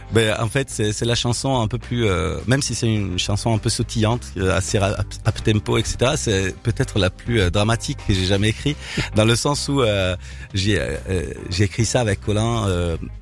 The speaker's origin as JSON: {"language": "French", "town": "Milan", "region": "Lombardy", "country": "Italy", "tie": "born or raised there", "second_language": "French", "moved": "as an adult", "lives_now": "Paris, France", "said": "je viens de, je suis né à Milan, j'ai vécu à Milan."}